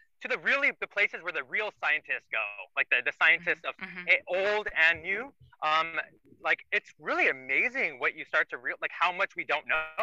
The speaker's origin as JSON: {"language": "English", "country": "India", "moved": "yes", "said": "I'm Indian"}